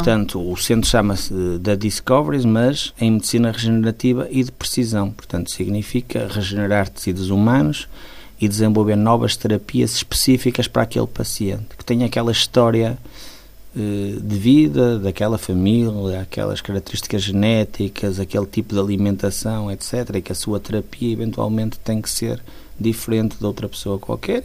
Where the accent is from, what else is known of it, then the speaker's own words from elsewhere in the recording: Porto, Norte, Portugal; also born or lived in Guimarães / Braga; eu de facto nasci no Porto, gosto muito do Porto